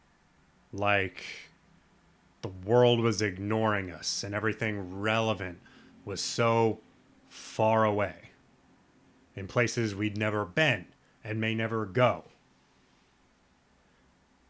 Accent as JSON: {"language": "English", "town": "Lincoln", "region": "Nebraska", "country": "United States", "tie": "born or raised there", "said": "I was born in Lincoln, Nebraska, which is the next town over."}